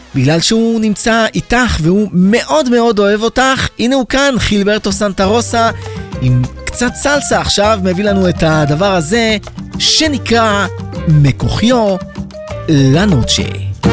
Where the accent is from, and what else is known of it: Israel